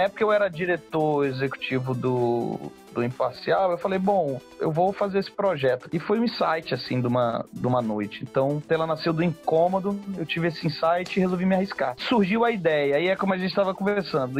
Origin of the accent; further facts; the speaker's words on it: Maranhão, Brazil; Quando a gente é maranhense, que vem de um estado onde a gente tem uma, uma, uma estrutura política, social, um pouco diferente